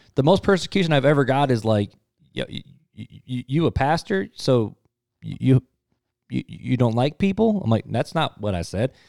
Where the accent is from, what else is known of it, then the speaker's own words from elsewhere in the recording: United States; us as American Christians